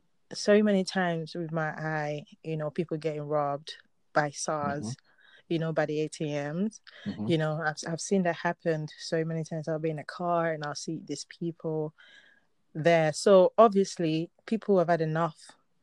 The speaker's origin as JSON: {"language": "English", "country": "Nigeria", "tie": "born or raised there", "moved": "yes"}